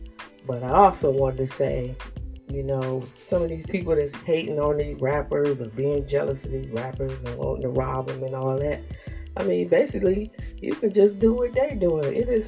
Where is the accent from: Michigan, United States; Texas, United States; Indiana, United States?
Michigan, United States; because I'm coming from Michigan. I don't know nothing about L.A.